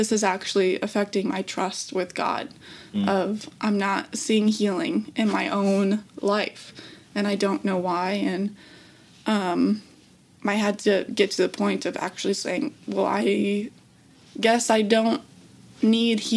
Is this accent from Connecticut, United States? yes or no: no; Minnesota, United States; I'm from Minnesota.